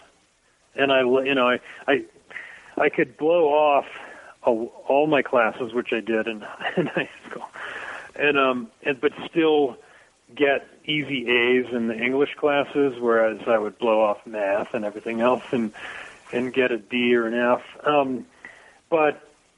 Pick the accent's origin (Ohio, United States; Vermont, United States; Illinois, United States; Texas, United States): Ohio, United States; Dayton; now in Livingston, United States; where I grew up. I mean, Ohio, Dayton